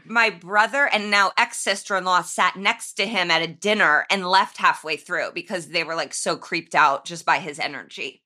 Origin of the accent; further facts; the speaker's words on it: Indianapolis, Indiana, United States; I'm from Indianapolis